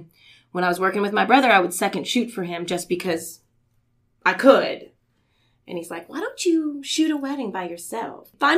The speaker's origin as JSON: {"language": "English", "region": "Indiana", "country": "United States", "tie": "born or raised there", "also_born_or_lived": "Houston", "said": "We're from the Midwest. I'm originally from Indiana."}